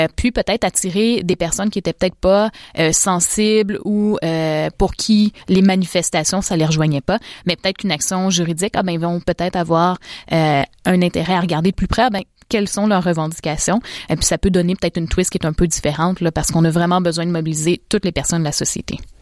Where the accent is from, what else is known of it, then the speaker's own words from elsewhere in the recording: Canada; en tant que Canadienne